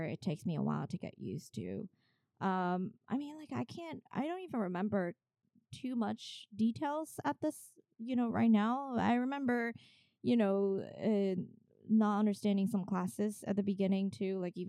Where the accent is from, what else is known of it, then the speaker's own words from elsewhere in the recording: China; English is a second language; moved away as an adult; now in New York, United States; I grew up in China and finished high school there. And I did 1 year of art school in China, in China Academy of Art